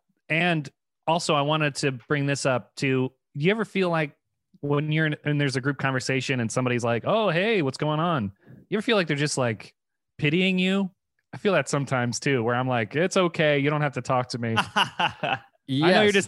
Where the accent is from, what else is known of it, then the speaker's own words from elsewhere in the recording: Washington, District of Columbia, United States; Washington, D.C., Virginia.